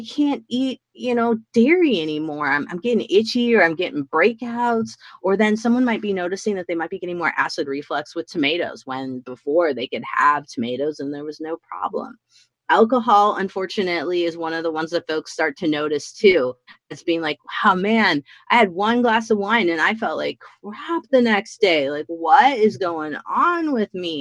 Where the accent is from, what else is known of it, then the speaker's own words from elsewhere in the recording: Midwest, United States; also born or lived in Washington State; now in Washington, United States; Growing up in the Midwest where I grew up